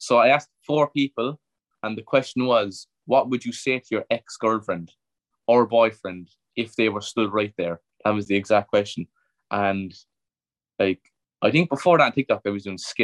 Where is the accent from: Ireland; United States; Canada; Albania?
Ireland; Cork, Munster; Cork City, which is my hometown. That's where I'm from